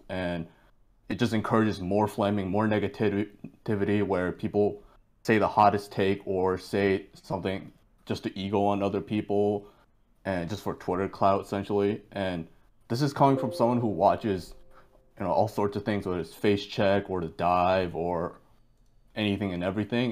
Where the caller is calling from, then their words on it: Boston, Massachusetts, United States; I am calling from Boston, Massachusetts.